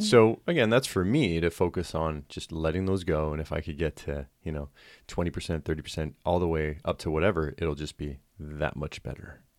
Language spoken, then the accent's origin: English; United Kingdom; I am British